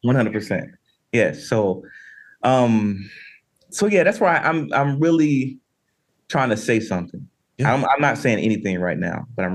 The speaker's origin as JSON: {"language": "English", "region": "Southern United States", "country": "United States", "tie": "born or raised there", "said": "But to the Andre piece, for me growing up in the South"}